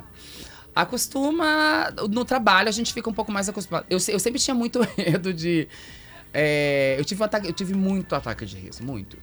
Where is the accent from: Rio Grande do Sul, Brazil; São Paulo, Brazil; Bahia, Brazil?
Rio Grande do Sul, Brazil; Santo Ângelo; moved away as an adult; now in Porto Alegre, Brazil; Quando eu cheguei aqui em Porto Alegre lá em 2005, sou de Santo Ângelo